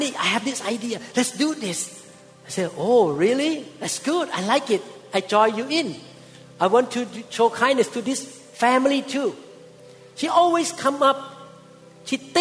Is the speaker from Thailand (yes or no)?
yes; Thailand; moved away; when I was growing up in Thailand as a teenager